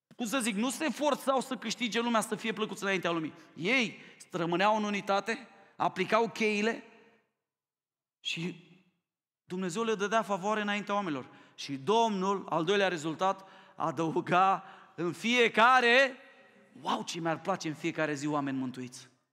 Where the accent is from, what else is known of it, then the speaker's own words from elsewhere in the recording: Romania; Mie mi-e rușine ca român